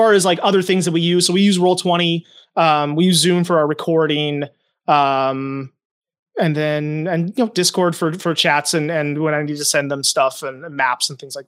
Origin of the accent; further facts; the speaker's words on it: Indiana, United States; also born or lived in New Hampshire; now in Minnesota, United States; I'm from Indiana and New Hampshire, okay, and then ended up in Minnesota in 2014.